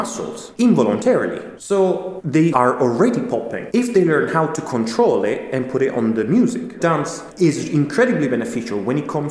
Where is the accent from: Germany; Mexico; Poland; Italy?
Italy; moved away as an adult; now in London, United Kingdom; I'm from Italy. I've been living in London for the last 8 years.